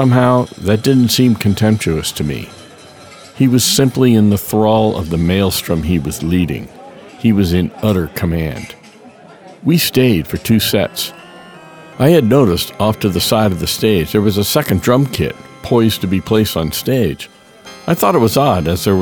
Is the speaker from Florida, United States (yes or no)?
yes; Daytona Beach, Florida, United States; moved away; also born or lived in Boston; my hometown of Daytona Beach